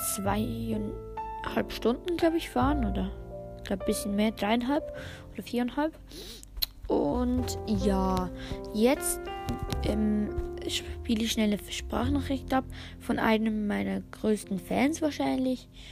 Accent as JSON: {"language": "German", "country": "Switzerland", "said": "wir sind aus der Schweiz"}